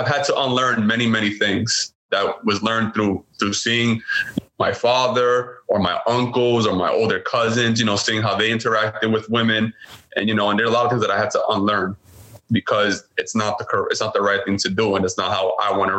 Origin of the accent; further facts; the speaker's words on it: New York City, New York, United States; I was born and raised in Brooklyn, New York